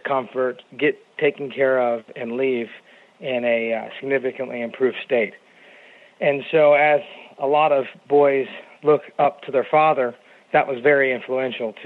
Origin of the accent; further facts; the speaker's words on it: Phoenix, Arizona, United States; also born or lived in Kansas City, Kansas / Spartanburg, South Carolina; I'm from the Phoenix area